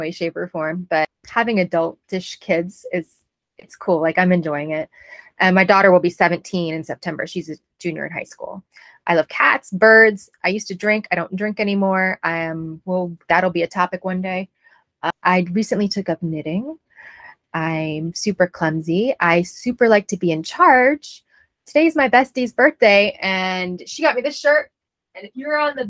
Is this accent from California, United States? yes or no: no; Northern Virginia, United States; I grew up in Northern Virginia where I spent most of my childhood